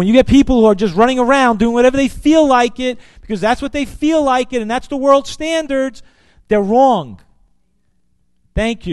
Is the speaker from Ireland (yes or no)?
no; New York City, New York, United States; growing up in Brooklyn